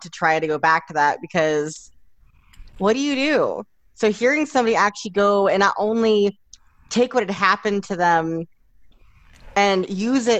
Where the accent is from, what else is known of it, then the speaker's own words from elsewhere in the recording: Oklahoma City, Oklahoma, United States; also born or lived in Louisiana; Not natively, I'm from Louisiana, but I was raised most of my life in Oklahoma, and mainly in Oklahoma City